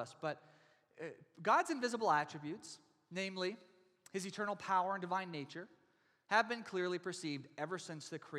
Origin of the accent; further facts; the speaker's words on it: Texas, United States; now in Oregon, United States; I come from Texas, and we have real Texas-sized storms and tornado warnings every spring